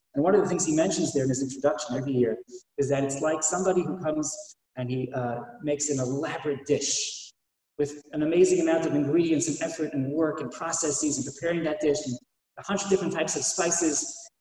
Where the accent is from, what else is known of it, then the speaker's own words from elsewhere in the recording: Silver Spring, Maryland, United States; I grew up in Silver Spring